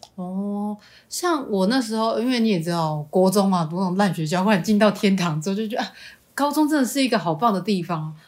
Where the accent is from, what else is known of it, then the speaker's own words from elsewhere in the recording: Changhua County, Taiwan; moved away as an adult; 上大学以前呢，我都待在我的家乡，也就是彰化